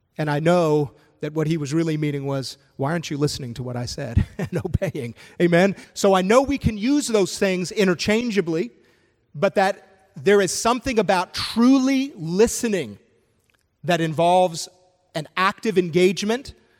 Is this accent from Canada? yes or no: yes; Canada; moved away; I'm originally from Canada